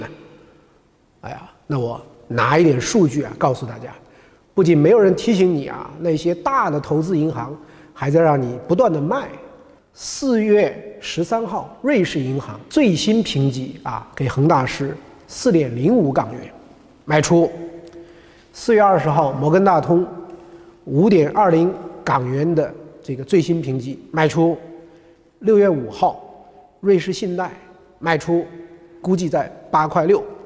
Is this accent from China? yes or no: yes; Henan, China; 他这个跟我还是正宗的老乡啊，这个在，啊，河南。当然我是出生在城市